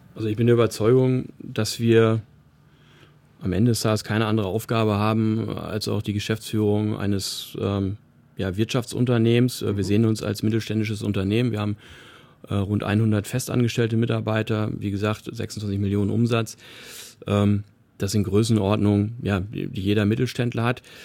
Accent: Paderborn, North Rhine-Westphalia, Germany; now in Heidenheim, Germany; meine Heimatstadt Paderborn

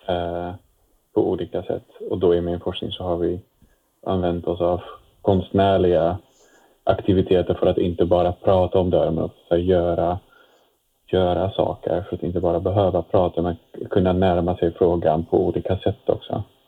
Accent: Netherlands; Swedish is a second language; moved away as an adult; now in Sweden; Jag kommer från Nederländerna ursprungligen eh, och jag har bott, eh, bott nu i Sverige sedan 12 år tillbaka

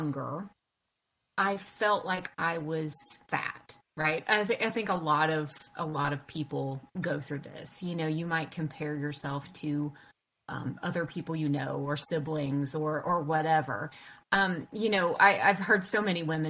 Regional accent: North Carolina, United States; I'm from North Carolina. Lived in the South my whole life

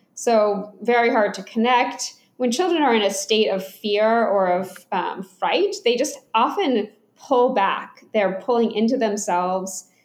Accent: Atlanta, Georgia, United States; I grew up in Atlanta, Georgia

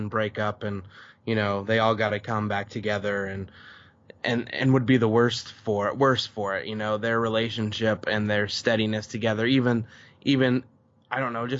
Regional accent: Brooklyn, New York, United States; cause I'm from Brooklyn and that's happening in Queens

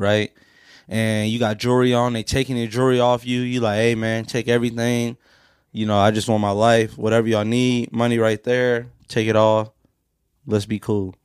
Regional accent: Pontiac, Michigan, United States; my hometown of Pontiac

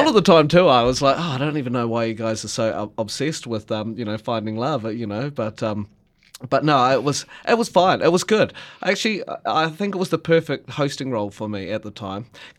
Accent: Gore, Southland, New Zealand; And I'm like, here I am on stage in front of my hometown with thousands of people watching over a weekend, and they all love seeing me, and they're very proud.

